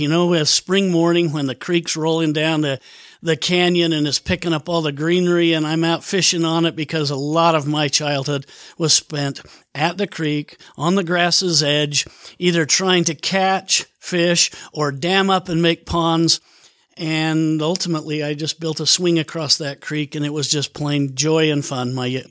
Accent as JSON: {"language": "English", "town": "Bountiful", "region": "Utah", "country": "United States", "tie": "born or raised there", "also_born_or_lived": "Seattle"}